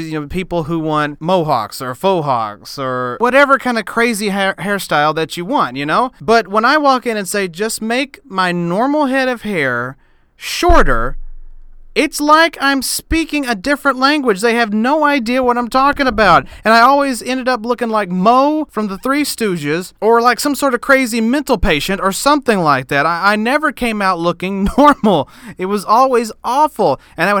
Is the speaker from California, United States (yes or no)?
no; Huntsville, Tennessee, United States; also born or lived in Knoxville, Tennessee; In my hometown of Huntsville, Tennessee, in Scott County, Tennessee